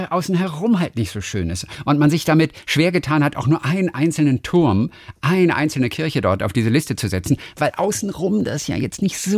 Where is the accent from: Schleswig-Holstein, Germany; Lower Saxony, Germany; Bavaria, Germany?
Schleswig-Holstein, Germany; Lübeck; born there; Und die Altstadt von Lübeck, meine Geburtsstadt